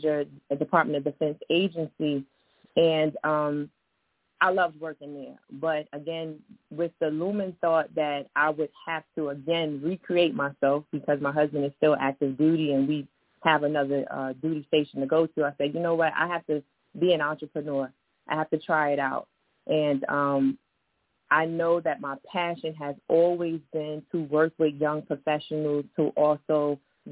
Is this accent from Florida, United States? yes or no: no; New York City, New York, United States; moved away as an adult; also born or lived in Washington, D.C.; I was born and raised in East New York, Brooklyn, so shout out to my Brooklyn family.